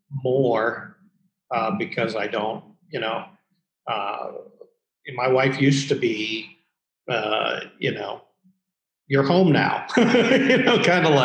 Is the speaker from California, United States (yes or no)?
no; Columbus, Ohio, United States; also born or lived in New York City; I moved back to Columbus, which is my hometown